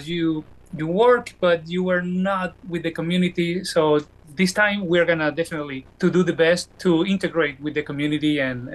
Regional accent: Venezuela; moved away as an adult; also born or lived in Caracas, Venezuela / Iowa, United States; now in United States; I did a job for a radio station in my hometown in Venezuela.

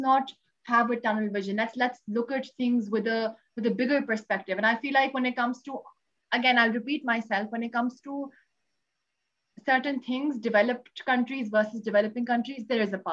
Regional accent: Pakistan; I am from Pakistan

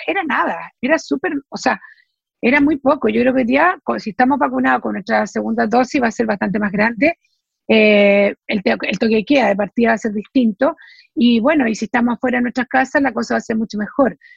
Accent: Chile

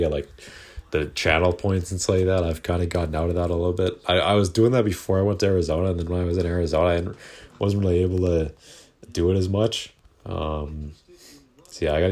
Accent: Canada; I'm Canadian

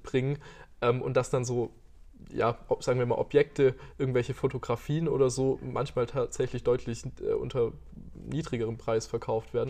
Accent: Aalen, Baden-Württemberg, Germany; also born or lived in Karlsruhe / Tübingen; ich bin nicht in Aalen geboren, aber äh, ich bin, sagen wir mal, in Aalen beheimatet

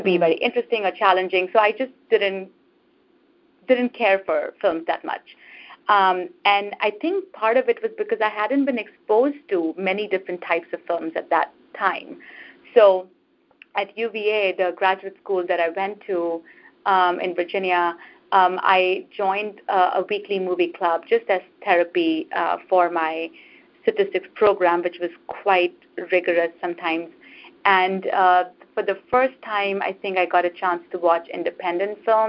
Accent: India; moved away as an adult; now in United States; when I was growing up in India

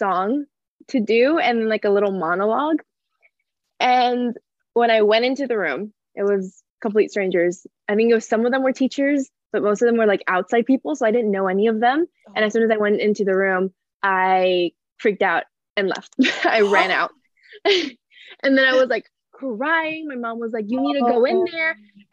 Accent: San Antonio, Texas, United States; also born or lived in El Paso, Texas; when I was around 5-6 years old, we moved to San Antonio, Texas

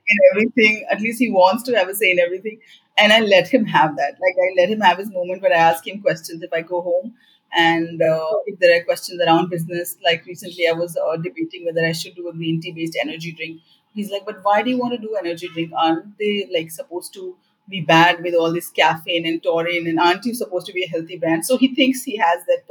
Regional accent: Bihar, India; From the background that I come from, I come from Bihar

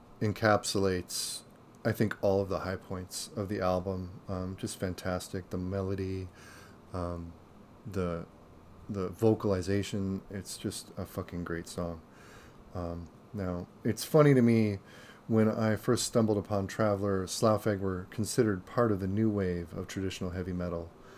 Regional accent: Seattle, Washington, United States; the Seattle area where I'm from

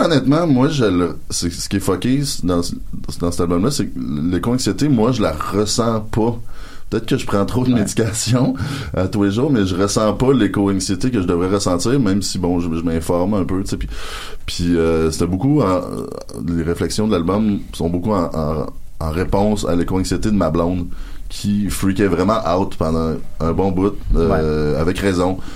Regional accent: Rouyn-Noranda, Quebec, Canada; chez nous à Rwanda noranda

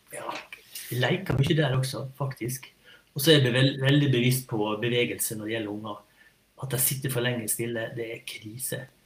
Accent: Sunnmøre, Møre og Romsdal, Norway; vi er fra Sunnmøre

